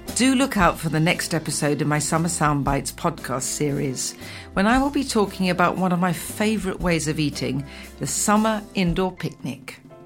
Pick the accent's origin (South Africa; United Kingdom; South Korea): United Kingdom; England; also born or lived in Italy; I'm an English cook